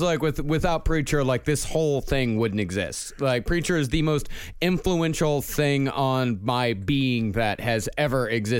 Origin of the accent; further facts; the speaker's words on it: Texas, United States; I'm from Texas. Could I get that right there? Because that was back when I had my original accent.